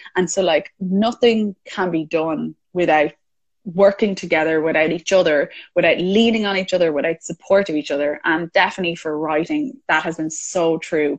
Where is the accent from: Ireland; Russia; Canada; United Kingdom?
Ireland; I'm Irish